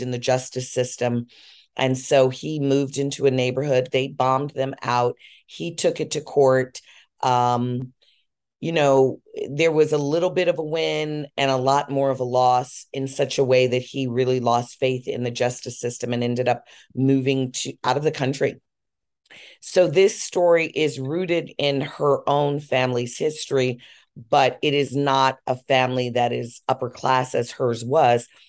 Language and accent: English; Chicago, Illinois, United States; I'm from Chicago